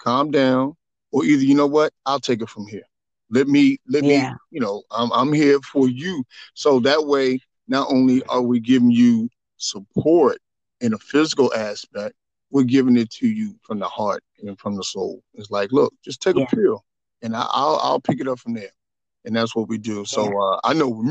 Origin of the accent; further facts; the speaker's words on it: Washington, District of Columbia, United States; born and raised in Washington, D.C. So, I'm a native son, and I'm home